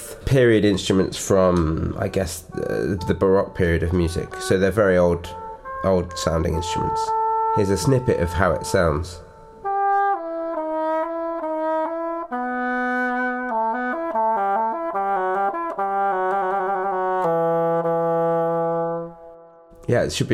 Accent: London, United Kingdom; I'm a composer from London, United Kingdom

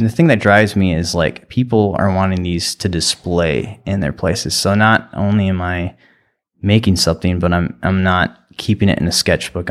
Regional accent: New London, United States; I grew up in New London and went to school there

